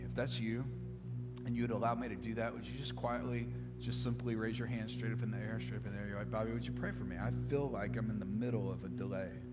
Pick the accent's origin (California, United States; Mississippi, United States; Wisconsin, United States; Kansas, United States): Mississippi, United States; I'm from Mississippi